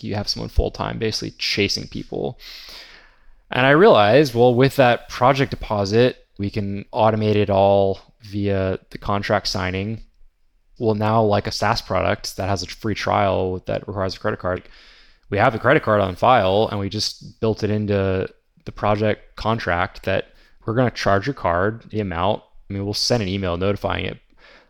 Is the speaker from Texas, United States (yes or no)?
yes; Texas, United States; I live in Texas, but there's this area about 3 hours away called Broken Bow. And growing up in Texas, I thought everything was flat here for the next like 8 hours